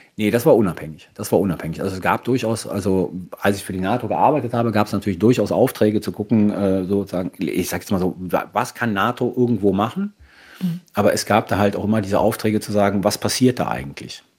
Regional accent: Germany; first language German and Italian; also born or lived in Italy / Sardinia / Rome; Dann sind wir wieder zurück nach Deutschland gekommen und dann war ich eigentlich ähm, die meiste Zeit meines Lebens in Deutschland

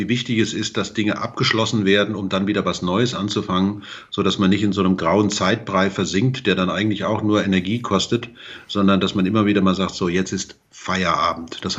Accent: Hesse, Germany; Aber wenn ich mal dran denke, ich komme aus dem Vogelsberg, da ist der öffentliche Nahverkehr jetzt nicht so gut ausgebaut wie zum Beispiel hier in München oder wie im Rhein-Main-Gebiet.

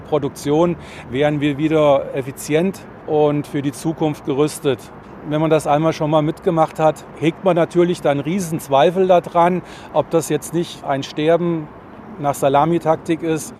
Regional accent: Essen, North Rhine-Westphalia, Germany; moved away; Ich komme selbst auch aus dem Ruhrgebiet. Als ich in den 90er Jahren aus Essen wegging

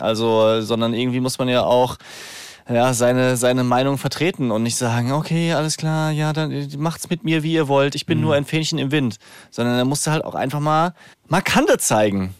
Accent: Rhineland-Palatinate, Germany; accent: Palatine; now in Frankfurt, Germany; ich würde gerne hessisch oder pfälzisch, wo ich aufgewachsen bin, fließender sprechen

